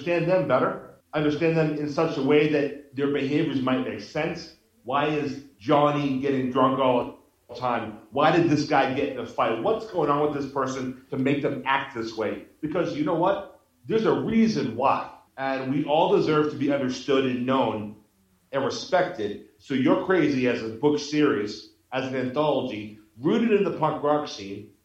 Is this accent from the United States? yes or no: yes; Boston, Massachusetts, United States; moved away as an adult; now in Mexico; I'm a punk rock guy, and I grew up in Boston.